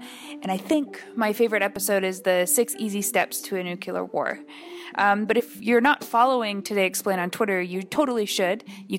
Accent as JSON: {"language": "English", "country": "Canada", "said": "I'm from Canada, but I'm actually traveling the world for a year."}